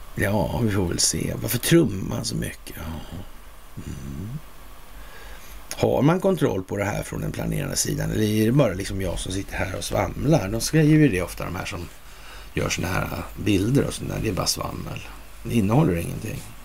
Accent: Sweden; som svensk

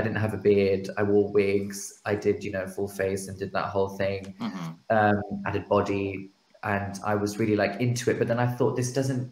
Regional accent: United Kingdom; we as British South Asians also come from this mixed culture

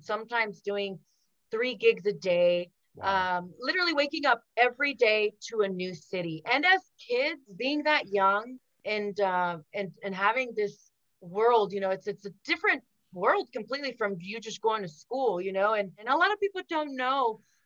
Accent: United States; first language Spanish; English is a second language; I'm Mexican American, very, very proud of that. First generation here in the United States.

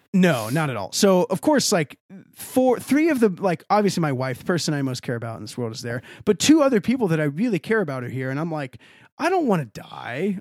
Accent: Texas, United States; I'm from Texas

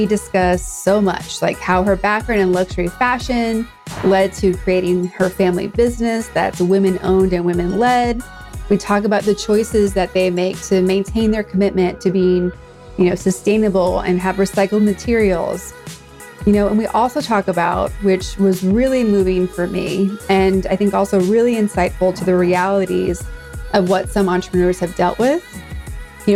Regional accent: Boston, Massachusetts, United States; now in Southern California, United States; I'm here in Southern California, but I'm from Boston area

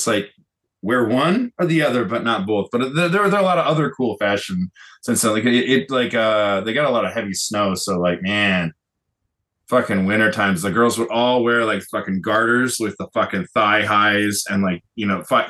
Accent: Kitakyushu, Fukuoka, Japan; That's actually a fun fact. That's actually my hometown in Japan. It's the first place I lived.

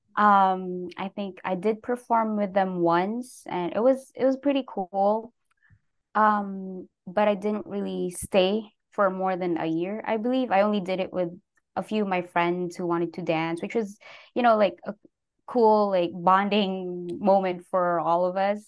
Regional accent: Baguio, Cordillera Administrative Region, Philippines; moved away as an adult; also born or lived in San Jose, United States; now in United States; I was born and raised in the Philippines. Um, I was there for nineteen years

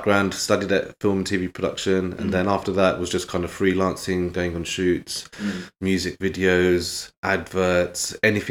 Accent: London, United Kingdom; now in Birmingham, United Kingdom; every time I go back to London, as soon as I cross the M25

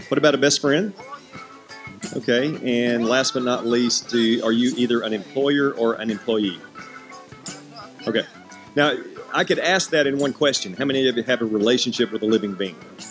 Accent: Hendersonville, United States; I'm from Hendersonville

